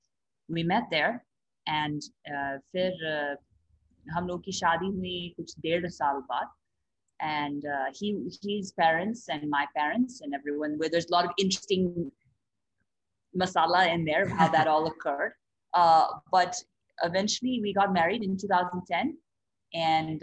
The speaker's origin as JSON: {"language": "English", "country": "United States", "also_born_or_lived": "Haridwar, India", "moved": "as an adult", "said": "live in India as a as an American, as a foreigner"}